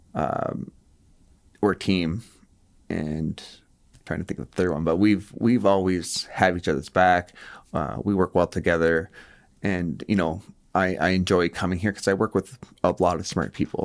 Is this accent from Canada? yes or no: yes; Moncton, New Brunswick, Canada; I grew up here in Moncton